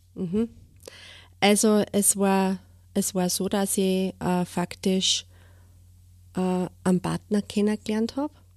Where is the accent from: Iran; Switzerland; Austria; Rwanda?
Austria; Steyr, Upper Austria; ich wohne äh, in Steyr in Münichholz